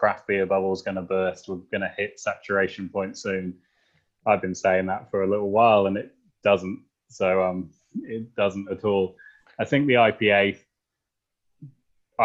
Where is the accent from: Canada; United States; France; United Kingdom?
United Kingdom; England; moved away as an adult; also born or lived in New Zealand / Wellington / Melbourne; now in Warrandyte, Australia; I'm English